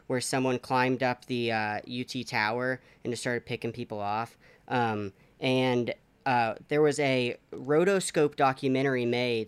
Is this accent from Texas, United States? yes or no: yes; College Station, Texas, United States; So I grew up in College Station, Texas